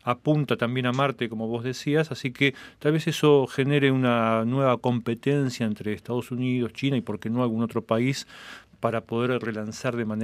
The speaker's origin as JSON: {"language": "Spanish", "country": "Cuba", "said": "soy cubano, actor, director, productor de cine cubano. Estoy de visita en Ottawa"}